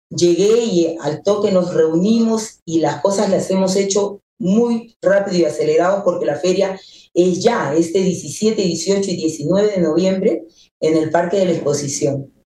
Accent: Peru; mi país con los tamales

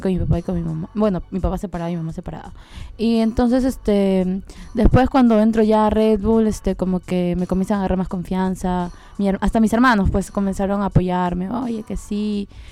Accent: Lima, Peru; yo soy de Comas

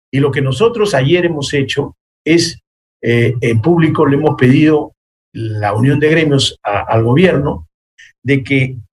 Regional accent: Peru; nosotros somos peruanos y tenemos que decir, sí, esto está bien, esto está mal

